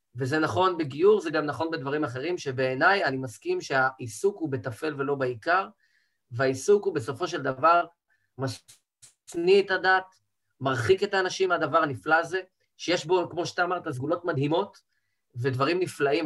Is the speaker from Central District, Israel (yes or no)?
yes; Rehovot, Central District, Israel; now in Tel Aviv, Israel; גדלתי בבית דתי, ציונות דתית, מבחני עליו, מרחובות